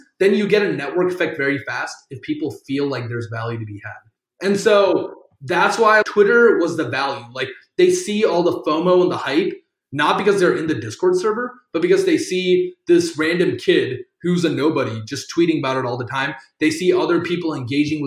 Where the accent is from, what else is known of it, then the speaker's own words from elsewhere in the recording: South Carolina, United States; first language Tamil; I'm from South Carolina. Being Indian in South Carolina